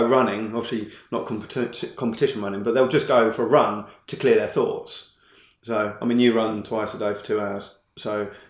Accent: Hollington, South East England, United Kingdom; I grew up in Hollington

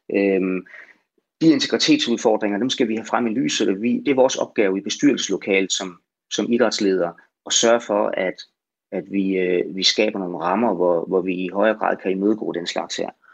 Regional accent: Denmark; Vi, vi bestemmer jo ikke alene som danskere

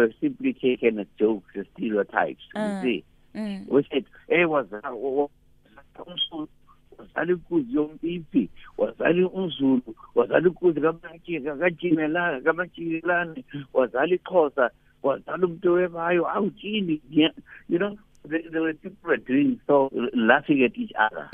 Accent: Eastern Cape, South Africa; I was a Xhosa

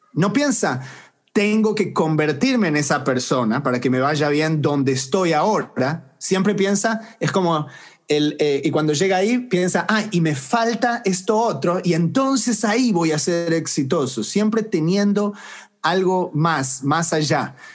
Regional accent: Argentina; moved away as an adult; now in United States; Crecí en Argentina y me fui a los 21 años de edad

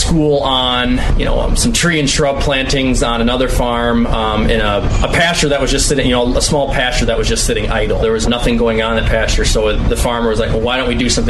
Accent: Driftless region, Midwest, United States; growing up in the Driftless region

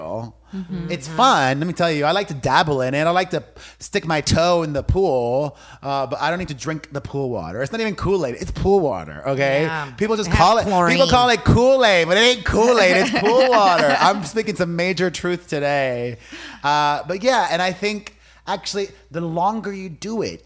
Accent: Miami, Florida, United States; growing up in Miami, my Cuban immigrant parents taught me that it was all about hard work

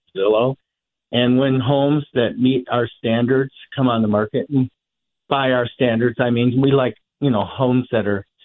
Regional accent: outside Detroit, Michigan, United States; now in Boulder, United States; I grew up outside Detroit

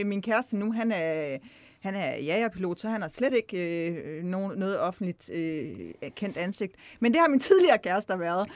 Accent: Himmerland, North Jutland, North Denmark Region, Denmark; moved away as an adult; also born or lived in Copenhagen; now in Kolding, Denmark; er opvokset i Nordjylland, Himmerland, helt opad

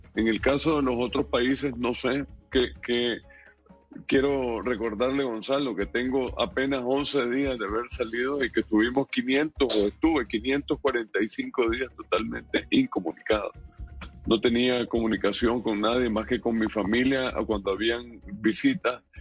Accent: Nicaragua; moved away as an adult; Yo me siento nicaragüense y nunca voy a dejar de serlo

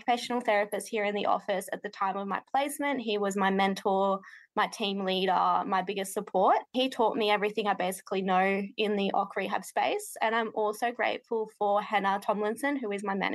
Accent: Tamworth, New South Wales, Australia; I'm from Tamworth in regional New South Wales, and I'm an occupational therapist

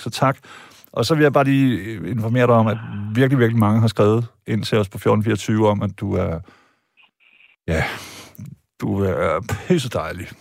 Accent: Vejle, Southern Denmark, Denmark; jeg er født og opvokset i Vejle

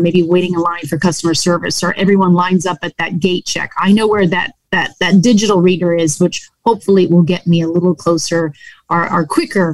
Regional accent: New England, United States; I grew up in New England.

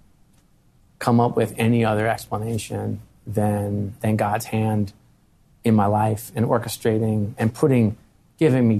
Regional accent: Philadelphia, Pennsylvania, United States

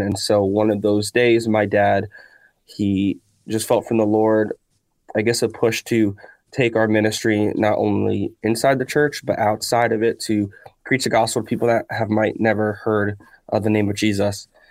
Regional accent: Miami, Florida, United States; we grew up in Miami

